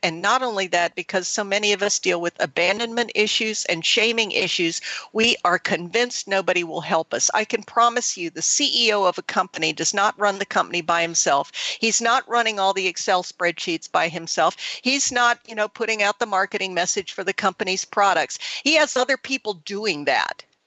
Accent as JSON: {"language": "English", "country": "Thailand", "tie": "born or raised there", "moved": "yes", "said": "I grew up in Southeast Asia. I grew up in Thailand"}